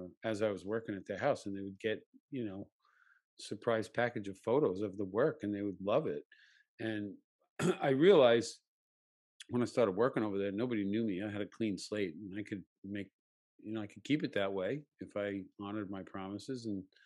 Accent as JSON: {"language": "English", "country": "United States", "tie": "born or raised there", "said": "growing up in America, white male"}